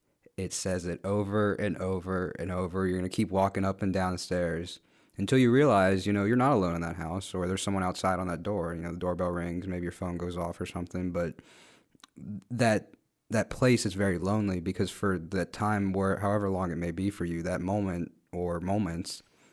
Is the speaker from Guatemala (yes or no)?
yes; Guatemala; where are you from again? And I said, oh, Guatemala.